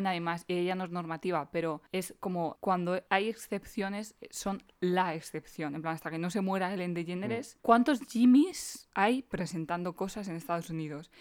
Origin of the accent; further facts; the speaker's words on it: Spain; soy una chica española, blanca, normal y corriente